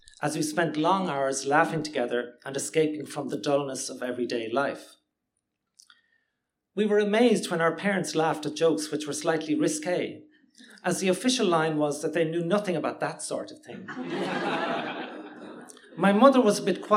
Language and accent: English; Limerick, Munster, Ireland; now in Cork, Ireland; Growing up in Limerick in the 1970s